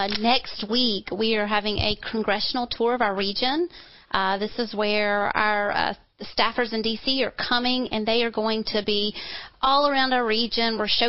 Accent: Columbia, South Carolina, United States; I grew up in Five Points

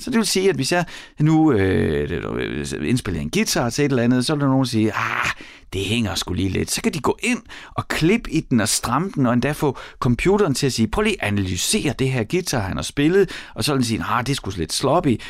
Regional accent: Horsens, Central Denmark Region, Denmark; i mit barndomshjem, der var der en øh, Beogram 4000, og på den, en af de første plader, jeg selv lærte at lægge på, øh, den at få lov til at styre pladespilleren for mig selv i Mimerskade i Horsens

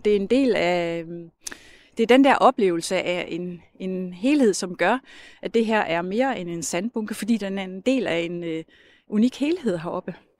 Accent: Skagen, North Denmark Region, Denmark; jeg er født og opvokset i Skagen, og har boet her det meste af mit liv.

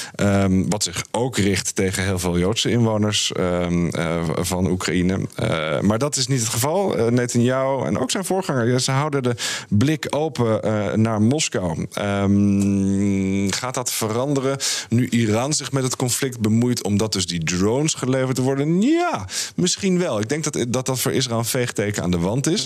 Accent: Friesland, Netherlands; moved away; also born or lived in France; ik ben als niet-Fries, en mijn ouders zijn niet-Fries, eh, ben ik opgegroeid in Friesland

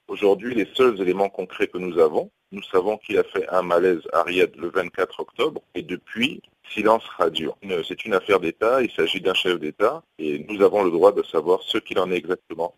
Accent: Gabon; nous sommes gabonais

